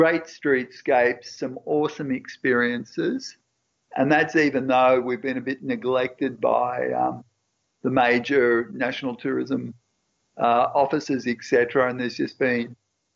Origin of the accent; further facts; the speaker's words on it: Coffs Harbour, New South Wales, Australia; moved away; also born or lived in Sydney; a Coffs boy who spent most of his time surfing, fishing, oystering